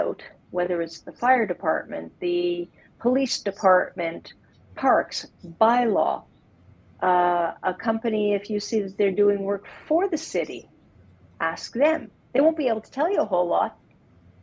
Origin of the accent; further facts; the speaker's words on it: Montreal, Quebec, Canada; now in Calgary, Canada; I grew up in Montreal